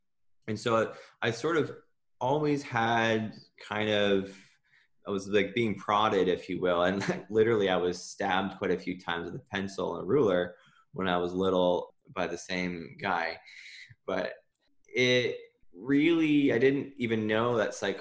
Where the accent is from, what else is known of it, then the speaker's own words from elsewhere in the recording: Ontario, Canada; moved away; I'm from Ontario originally.